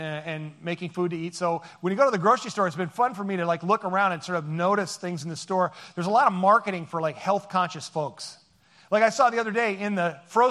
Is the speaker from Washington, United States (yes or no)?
yes; Seattle, Washington, United States; we are from Seattle